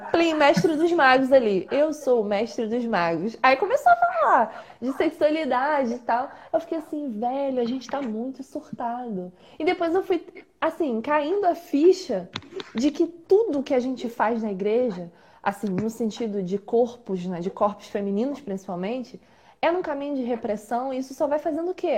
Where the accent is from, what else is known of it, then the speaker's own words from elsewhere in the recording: Baixada Fluminense, Rio de Janeiro, Brazil; que sou da Baixada Fluminense